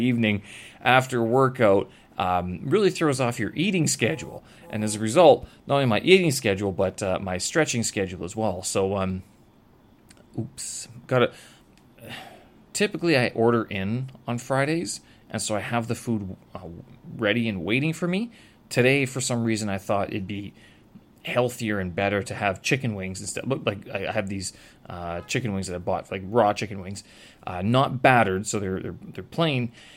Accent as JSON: {"language": "English", "country": "Canada", "moved": "as an adult", "lives_now": "China", "said": "I have a Canadian passport."}